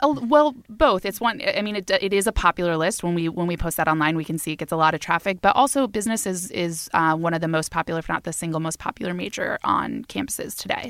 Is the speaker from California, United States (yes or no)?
no; Florida, United States; I grew up in Florida